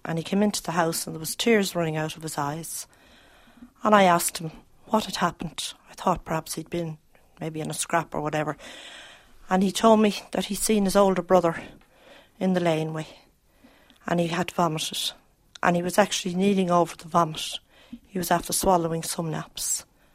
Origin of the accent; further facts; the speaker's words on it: Dublin, Leinster, Ireland; I grew up in Ballyfermot and I married and have five children